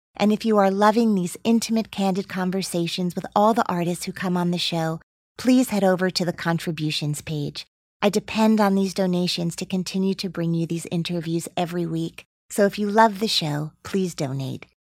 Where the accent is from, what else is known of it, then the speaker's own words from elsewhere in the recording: Teaneck, New Jersey, United States; I grew up in Teaneck, New Jersey